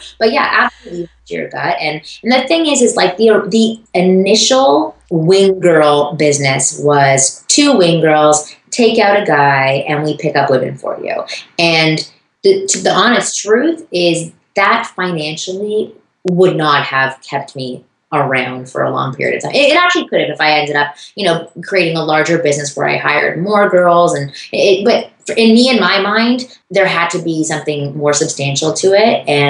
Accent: Toronto, Ontario, Canada; born or raised there

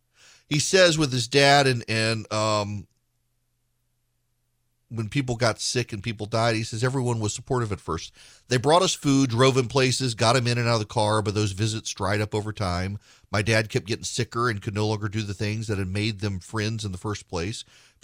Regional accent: Dallas, Texas, United States; My dad was from Nebraska. My mom was from the Philippines. I grew up in Dallas.

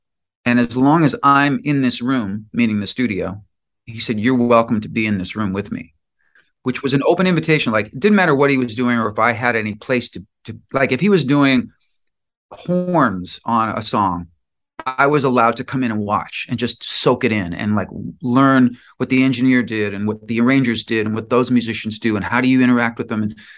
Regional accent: Chicago, Illinois, United States; born or raised there; moved away as an adult; now in Los Angeles, United States

